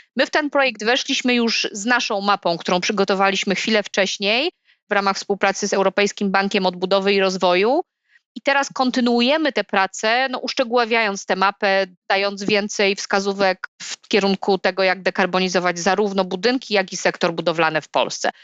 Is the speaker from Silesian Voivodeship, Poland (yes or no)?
yes; Silesian Voivodeship, Poland; u nas na Śląsku